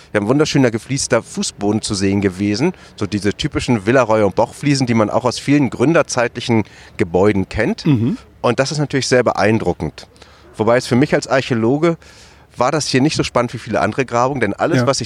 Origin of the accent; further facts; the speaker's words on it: Germany; gehört sich das für uns als Tätervolk, ganz klar als Deutsche nicht, uns da einzumischen